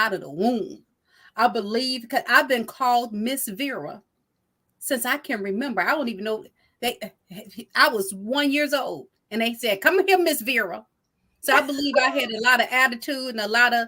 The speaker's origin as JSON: {"language": "English", "area": "Chicago suburbs", "region": "Illinois", "country": "United States", "tie": "born or raised there", "also_born_or_lived": "Texas", "said": "I've been here long enough to call this home. So, yes, I came to Illinois when I was 3 from Texas."}